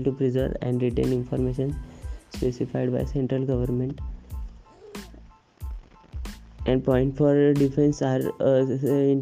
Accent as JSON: {"language": "English", "town": "Pune", "region": "Maharashtra", "country": "India", "said": "I am from Pune"}